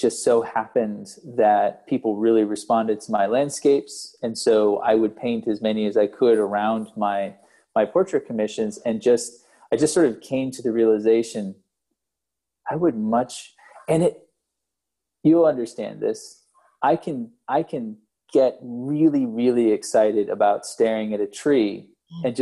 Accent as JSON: {"language": "English", "region": "the East", "country": "United States", "tie": "born or raised there", "said": "growing up in the East"}